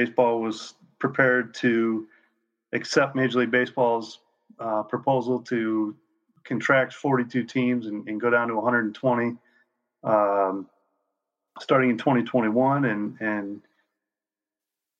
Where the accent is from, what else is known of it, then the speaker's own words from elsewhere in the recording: Eastern Iowa, United States; I grew up in Eastern Iowa